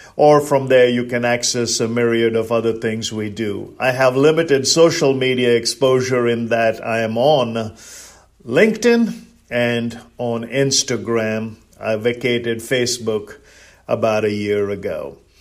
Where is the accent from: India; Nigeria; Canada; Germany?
India; now in United States; I'm originally from India. That makes me an Indian